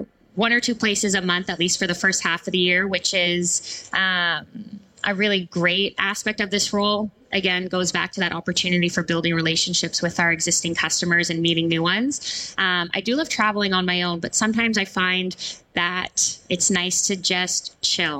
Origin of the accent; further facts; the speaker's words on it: Canada; I'm Canadian